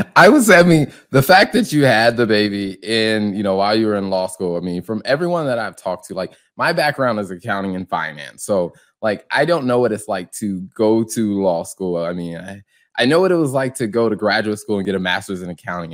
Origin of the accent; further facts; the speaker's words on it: the Carolinas, United States; moved away; also born or lived in suburbs of Chicago; I grew up in the Carolinas